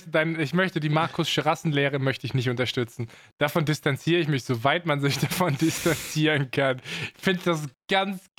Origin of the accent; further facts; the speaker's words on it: Baden-Württemberg, Germany; accent: Swabian; Also ich maße mir an, dass ich schon ganz gut meine schwäbischen Wurzeln hinter mir gelassen habe.